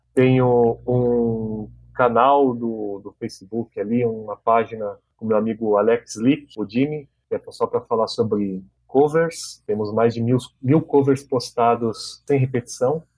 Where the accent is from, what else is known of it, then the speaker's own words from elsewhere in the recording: São Paulo, Brazil; moved away as an adult; now in Foz do Iguaçu, Brazil; Sou de São Paulo, sou nascido na capital mesmo e moro em Foz do Iguaçu há nove anos